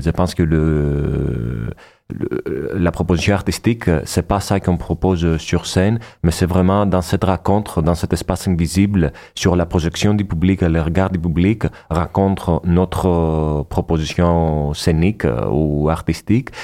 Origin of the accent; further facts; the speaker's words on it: Athens, Attica, Greece; French is a second language; moved away as an adult; now in Montpellier, France; je suis né à Athènes. Je viens de la Grèce